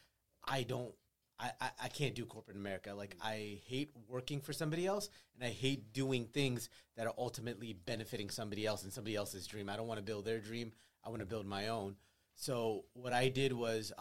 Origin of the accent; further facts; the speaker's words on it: United States; we're both Pakistani-Americans